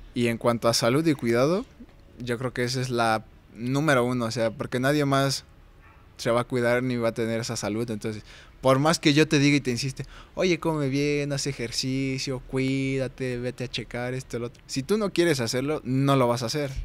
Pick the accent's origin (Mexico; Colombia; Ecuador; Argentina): Mexico; como buen mexicano